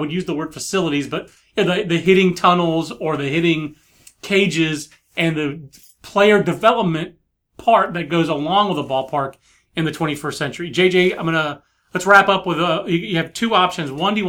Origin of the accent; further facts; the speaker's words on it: Fayetteville, North Carolina, United States; You're just hating on my hometown.